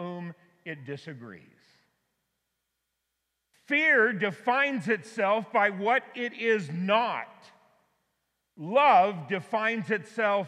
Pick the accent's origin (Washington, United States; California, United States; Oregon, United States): California, United States; Auburn; my hometown of Auburn, California